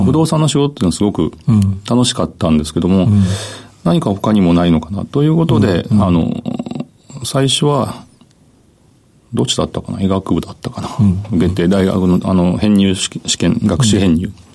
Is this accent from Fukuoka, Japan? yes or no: yes; Kitakyushu, Fukuoka, Japan; 福岡県北九州市小倉南